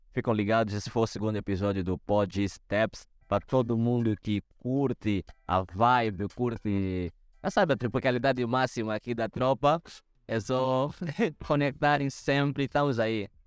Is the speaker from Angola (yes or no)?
yes; Angola; now in Portugal; como angolano, estar em Portugal me abriu muito a visão, me abriu o potencial.